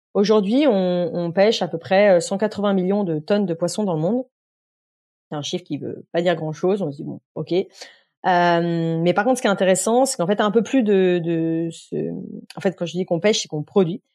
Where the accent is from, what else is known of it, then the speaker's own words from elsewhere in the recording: Beaujolais, Lyon region, Auvergne-Rhône-Alpes, France; j'ai vécu dans un, un village euh, jusqu'à voilà, jusqu'à être majeur grosso modo euh, dans, dans le Beaujolais